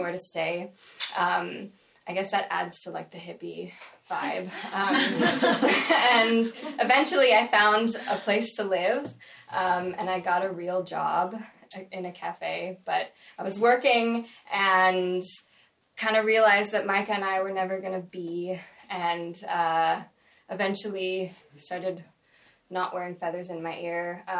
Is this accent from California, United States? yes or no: yes; California, United States; I'm from California